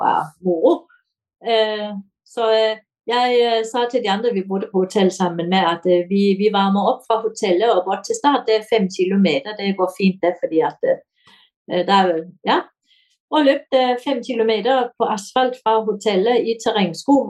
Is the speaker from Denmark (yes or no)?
yes; Denmark; now in Kongsberg, Norway; jeg er dansk